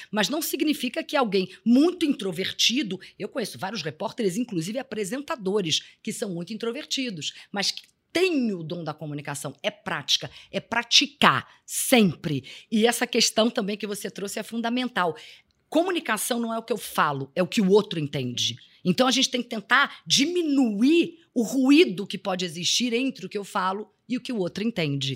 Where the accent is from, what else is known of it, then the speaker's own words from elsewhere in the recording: Rio de Janeiro, Brazil; eu sou carioca